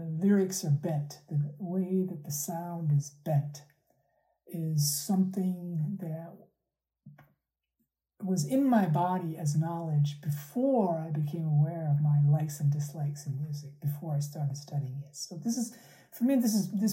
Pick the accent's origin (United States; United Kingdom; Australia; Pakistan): Pakistan; moved away; they're Pakistani, and I'm originally from Pakistan